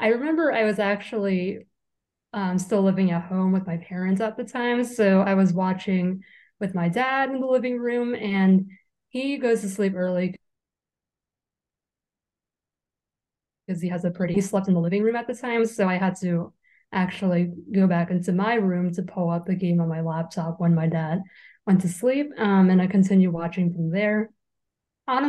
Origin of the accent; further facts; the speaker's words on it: New York, United States; a born and raised lifelong New Yorker